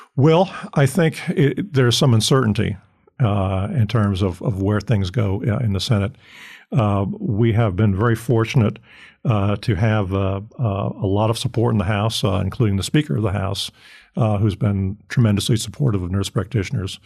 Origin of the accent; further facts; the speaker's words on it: Fort Lauderdale, Florida, United States; moved away; I grew up in Florida.